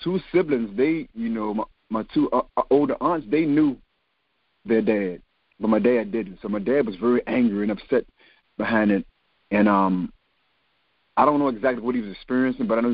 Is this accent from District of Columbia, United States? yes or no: no; Richmond, Virginia, United States; I'm born and raised in Richmond, Virginia, in Churchill